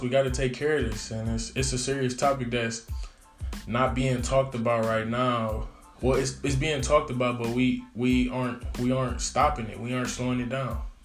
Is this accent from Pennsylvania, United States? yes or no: no; Detroit, Michigan, United States; I'm in Detroit. I'm from Detroit